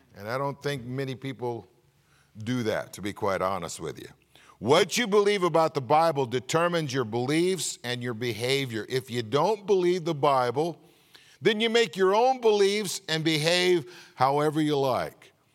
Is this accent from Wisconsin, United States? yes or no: no; California, United States; moved away; being from California